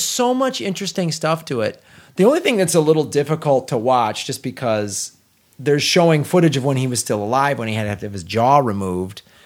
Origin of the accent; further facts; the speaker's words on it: Chicago, Illinois, United States; I grew up in Chicago